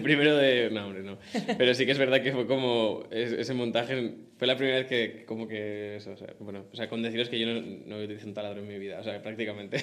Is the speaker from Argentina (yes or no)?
no; Madrid, Community of Madrid, Spain; yo vivo con mis padres, pero tengo la suerte que soy de Madrid